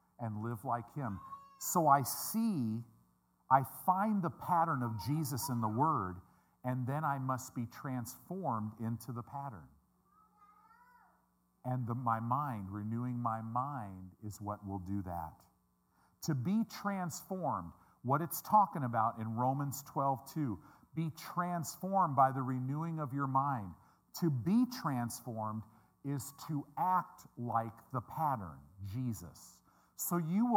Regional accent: Midwest, United States; I'm a Midwesterner

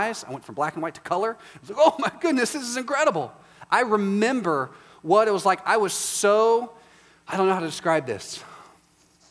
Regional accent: Texas, United States; I'm from Texas

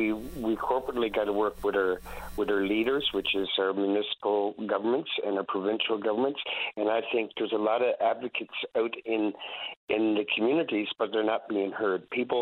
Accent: Trinity Bay, Newfoundland and Labrador, Canada; also born or lived in Chatham, Ontario; now in St. John's, Canada; I moved back home a couple of years ago in a small town. I'm from Trinity Bay originally, but my heart is here in the city

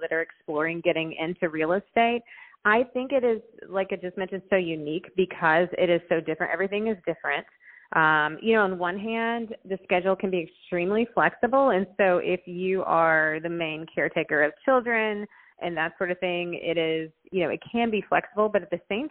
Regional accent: Nashville, Tennessee, United States; moved away as an adult; also born or lived in Colorado; I grew up here in Nashville

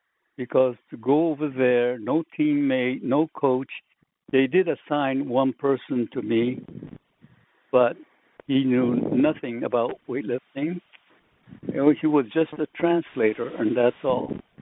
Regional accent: Sacramento, California, United States; now in Hawaii, United States; Simply because I was originally from Sacramento.

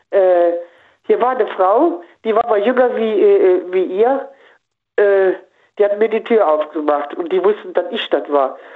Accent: Koblenz, Rhineland-Palatinate, Germany; Aus Koblenz-Lützel.

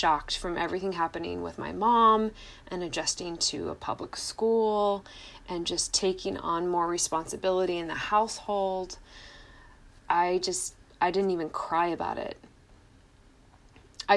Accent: Washington, United States; I'm from Washington State and Norway

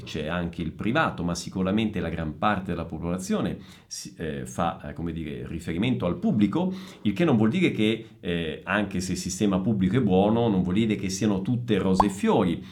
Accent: Messina, Sicily, Italy; moved away as an adult; also born or lived in northern Italy; now in São Paulo, Brazil; sono italiano, sono nato in Sicilia, a Messina, ho vissuto per circa 30 anni in Italia

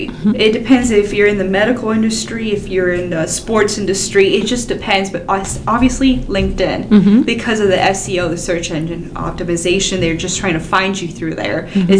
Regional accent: Miami, Florida, United States; moved away as an adult; now in Tennessee, United States; I'm from Miami, Florida originally, and we moved to Tennessee about 4.5 years ago for a job opportunity for my husband.

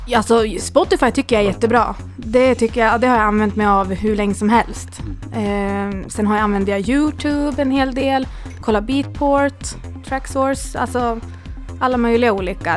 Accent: Gävle, Gävleborg County, Sweden; moved away as an adult; also born or lived in Åre; now in Gävle, Sweden; är här från Valbo, Gävle

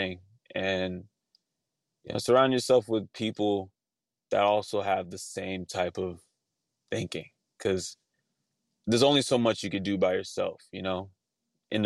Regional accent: Los Angeles, California, United States; I was growing up in Northridge

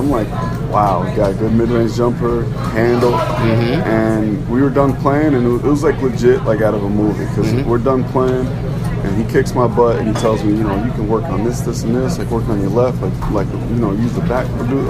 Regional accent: Westchester, New York, United States; I'm like 13 years old. So I'm, you know, I'm from Westchester

